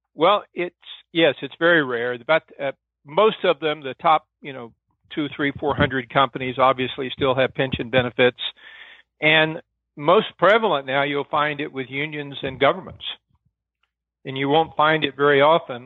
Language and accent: English; Arkansas, United States; I came from Arkansas. In Arkansas, my dad was a county sheriff